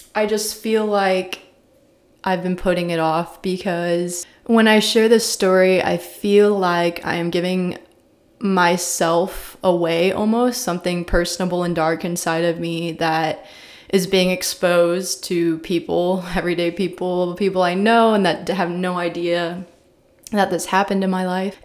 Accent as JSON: {"language": "English", "town": "Columbia", "region": "Missouri", "country": "United States", "tie": "born or raised there", "said": "I was raised in Columbia, Missouri, small little liberal town in the middle of Missouri"}